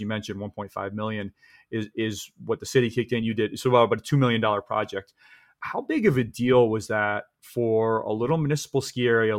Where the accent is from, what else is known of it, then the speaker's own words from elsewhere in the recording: Midwest, United States; I'm from the Midwest. I ski a lot in the Midwest.